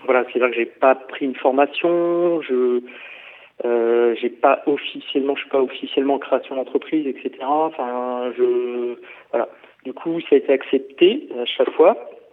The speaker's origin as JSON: {"language": "French", "area": "Paris region", "region": "Île-de-France", "country": "France", "tie": "born or raised there", "also_born_or_lived": "Orléans / Aix-en-Provence", "moved": "as an adult", "lives_now": "Poitiers, France", "said": "moi je viens de la région parisienne, je suis né à Paris, enfin à Paris en, en sur seine voilà, pour ceux qui connaissent, dans le 92. Euh, et j'ai, j'ai vécu tout le temps, voilà, en région parisienne"}